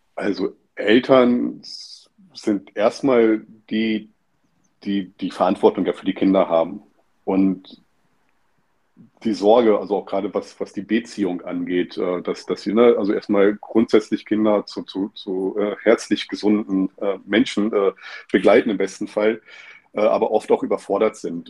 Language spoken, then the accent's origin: German; Stralsund, Mecklenburg-Vorpommern, Germany; moved away; ich bin in Stralsund aufgewachsen